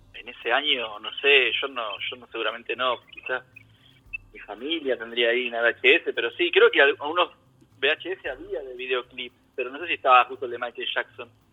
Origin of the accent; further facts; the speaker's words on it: Ciudad Jardín Lomas del Palomar, Buenos Aires Province, Argentina; moved away as an adult; also born or lived in San Martín, Buenos Aires; now in Germany; En Ciudad Jardín, Sí, en realidad nací en San Martín